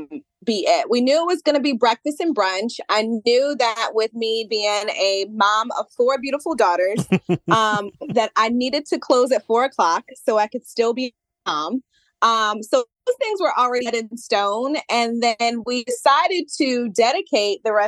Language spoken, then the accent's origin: English; Maryland, United States; I'm from Maryland.